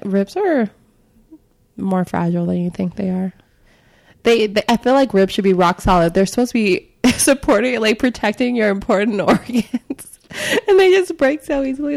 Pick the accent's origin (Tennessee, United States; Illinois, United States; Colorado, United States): Illinois, United States; Chicago; my experience growing up in Chicago